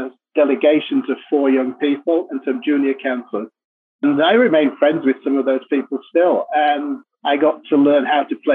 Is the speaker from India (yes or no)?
no; Leeds, Yorkshire and the Humber, United Kingdom; moved away; also born or lived in Japan; I was born in Leeds, which is in Yorkshire